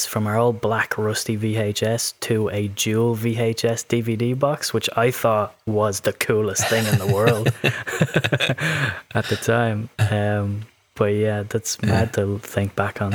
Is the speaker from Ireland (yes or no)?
yes; Dublin, Leinster, Ireland; There was a Movie Magic on Dorset Street, close to Drumcondra, where I grew up in Dublin